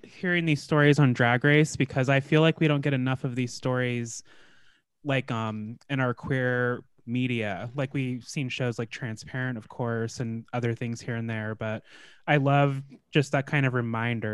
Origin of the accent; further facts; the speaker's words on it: Alaska, United States; I grew up in the north in Alaska